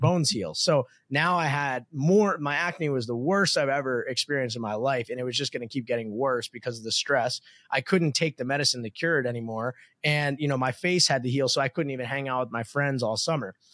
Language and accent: English; New Jersey, United States; moved away as an adult; now in Miami, United States; I grew up in New Jersey to a middle class family